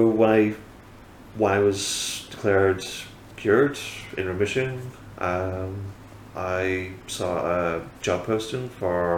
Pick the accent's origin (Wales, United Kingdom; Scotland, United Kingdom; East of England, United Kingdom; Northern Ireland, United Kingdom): Scotland, United Kingdom; Fraserburgh; also born or lived in Lincolnshire / West Sussex; now in Whitby, United Kingdom; I am born in Scotland, yeah. Frisborough up in Aberdeenshire, kind of pretty much not as far north as it can go